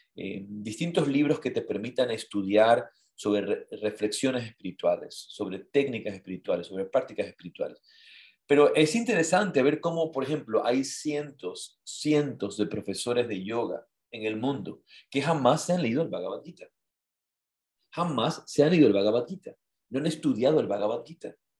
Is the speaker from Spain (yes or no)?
no; Ecuador; Yo le dije, ah, de Ecuador